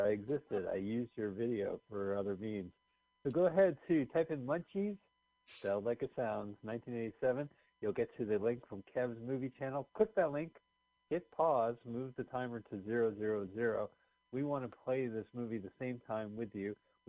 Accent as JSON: {"language": "English", "region": "New Jersey", "country": "United States", "also_born_or_lived": "California", "said": "I'm from New Jersey and California."}